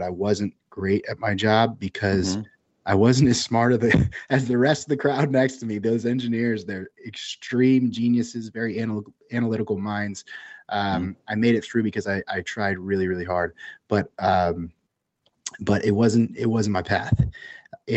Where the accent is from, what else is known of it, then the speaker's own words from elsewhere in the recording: Central Valley, California, United States; I grew up in the Central Valley of California